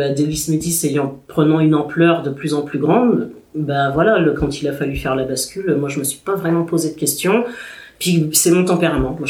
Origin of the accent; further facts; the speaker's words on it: Guadeloupe; on leur dit Guadeloupe